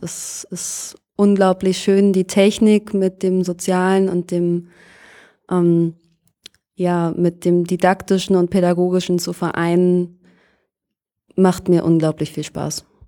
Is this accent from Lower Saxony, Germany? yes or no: yes; Lohne, Lower Saxony, Germany; moved away as an adult; now in Berlin, Germany; Ich bin in einer Kleinstadt in Niedersachsen aufgewachsen, die heißt Lohne im Landkreis Fechter.